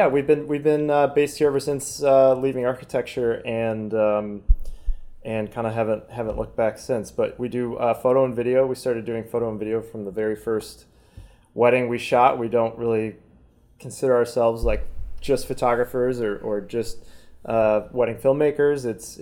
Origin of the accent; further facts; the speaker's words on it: Chicago, Illinois, United States; moved away as an adult; now in Brooklyn, United States; I'm originally from the Midwest, but I moved here 11 years ago, and originally I was an architect.